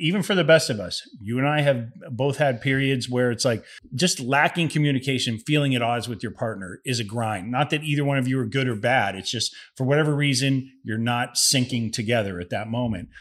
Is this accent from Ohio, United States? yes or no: yes; Ohio, United States; moved away; I grew up in Ohio